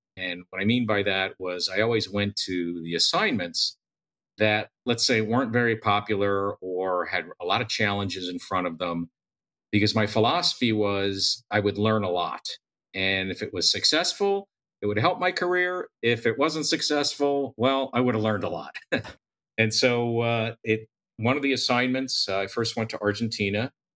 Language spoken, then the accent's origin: English; United States; I grew up in the New York, New Jersey area.